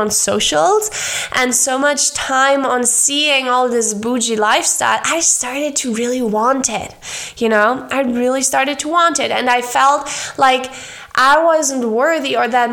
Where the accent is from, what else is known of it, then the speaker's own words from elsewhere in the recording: Germany; moved away as an adult; now in Argentina; growing up in Germany